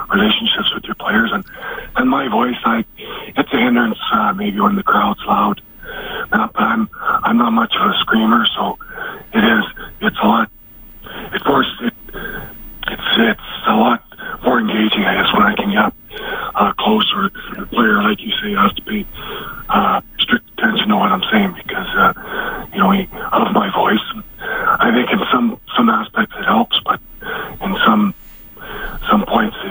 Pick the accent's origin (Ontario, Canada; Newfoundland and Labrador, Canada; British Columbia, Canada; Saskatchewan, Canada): Saskatchewan, Canada; Prince Albert; moved away as an adult; now in Bakersfield, United States; it's my hometown, and it's where I started playing